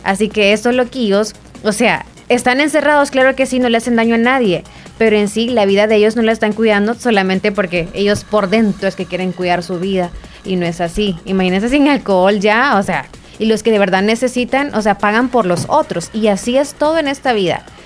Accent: El Salvador; sí somos los salvadoreños

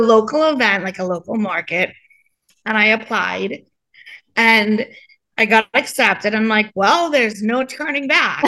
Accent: Trinidad & Tobago; now in Coral Springs, United States; I grew up in the islands. I grew up in Trinidad

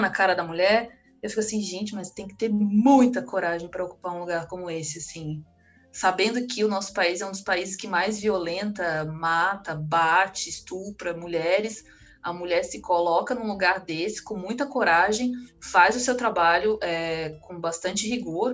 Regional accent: Tocantinópolis, Tocantins, Brazil; moved away; lá na minha cidade tem uma escolinha de um grande clube do, do Rio de Janeiro, é uma cidade de 20 mil habitantes, mas tem

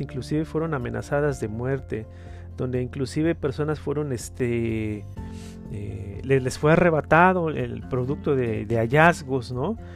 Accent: Mexico; los mexicanos siempre tenemos

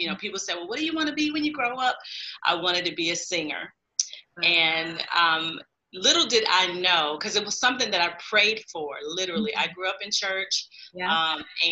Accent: Saginaw, Michigan, United States; I was born and raised in Saginaw, Michigan

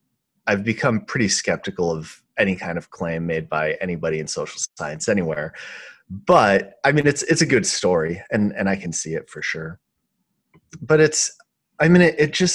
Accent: Grand Forks, North Dakota, United States; also born or lived in Minnesota; I grew up in Minnesota, which back in the day, in Minnesota and North Dakota, which I think were pretty high trust, especially the town I grew up in was Grand Forks

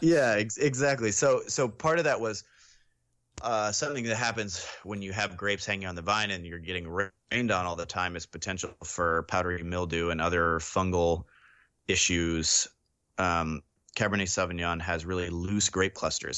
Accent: Sonoma County, California, United States; I grew up in Sonoma County

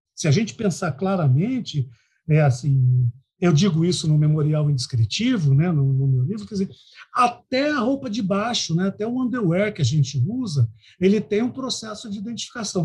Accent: Londrina, Paraná, Brazil; now in Cuiabá, Brazil; Eu esqueço, às vezes, que eu sou paranaense

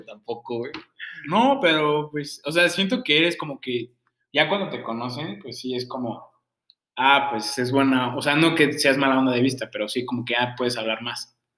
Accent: Mexico City, Mexico; moved away; yo vengo de la Ciudad de México

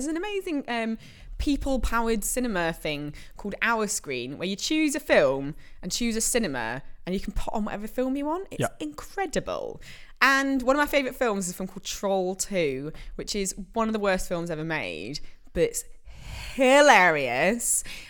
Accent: Yorkshire and the Humber, United Kingdom; accent: Yorkshire; similar Yorkshire friends have found actually not doing a very English accent, but actually going for like. Pure Yorkshire.

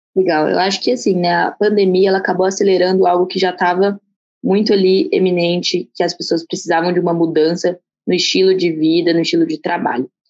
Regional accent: Barretos, São Paulo, Brazil; eu sou, sou de Barretos

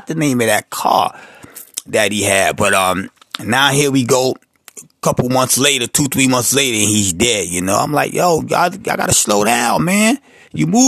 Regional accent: New York City, New York, United States; I'm originally from the South Bronx

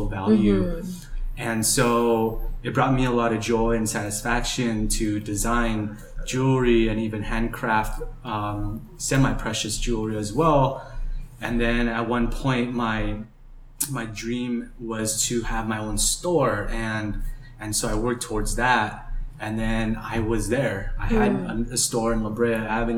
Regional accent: Java, Indonesia; now in Los Angeles, United States; I'm originally from Java, Indonesia, but now live here in Los Angeles, California.

